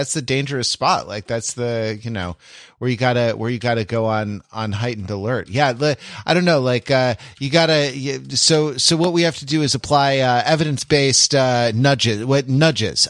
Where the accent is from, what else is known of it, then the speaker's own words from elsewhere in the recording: United States; as an American